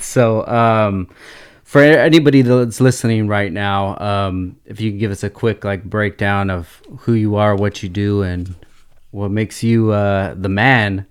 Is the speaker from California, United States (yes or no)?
yes; Oxnard, California, United States; I grew up, born and raised in Oxnard